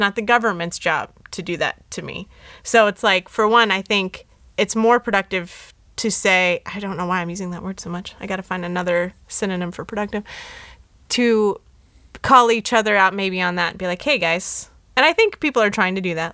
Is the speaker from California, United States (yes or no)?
yes; Los Angeles, California, United States; I was born in L